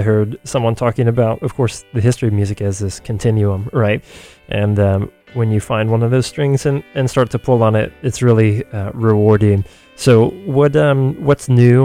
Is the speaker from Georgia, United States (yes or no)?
yes; Athens, Georgia, United States; now in San Francisco, United States; I've known about Nucci Space in my hometown of Athens, Georgia, since I was in eighth grade